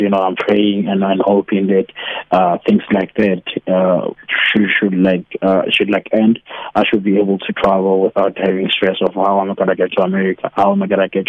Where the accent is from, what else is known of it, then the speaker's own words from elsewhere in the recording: South Africa; being a South African